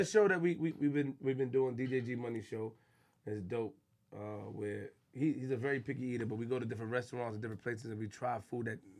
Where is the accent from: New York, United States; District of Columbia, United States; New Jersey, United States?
New York, United States; Queens; Hey, yo, man, I'm from Queens, man.